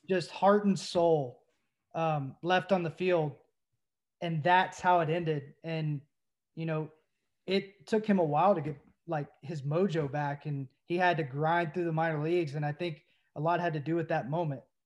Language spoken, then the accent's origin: English; Knoxville, Tennessee, United States; I grew up in Knoxville, there was no Pirates